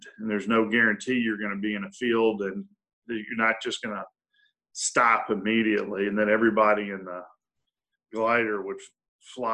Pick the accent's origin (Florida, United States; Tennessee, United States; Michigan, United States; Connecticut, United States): Tennessee, United States; Memphis; I am. Born and raised